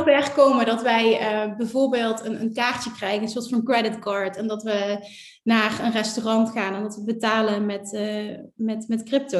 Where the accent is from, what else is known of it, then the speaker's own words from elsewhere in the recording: Netherlands; als Nederlander